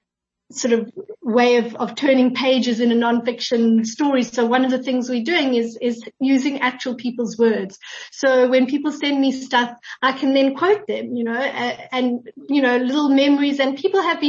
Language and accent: English; Pretoria, Gauteng, South Africa; I'm actually originally from Pretoria.